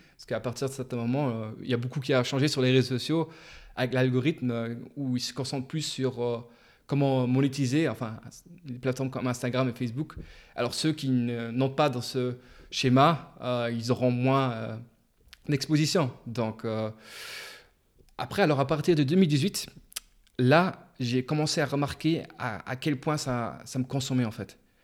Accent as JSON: {"language": "French", "country": "Luxembourg", "tie": "born or raised there", "said": "j'ai grandi au Luxembourg. J'ai vécu toute ma vie, en fait"}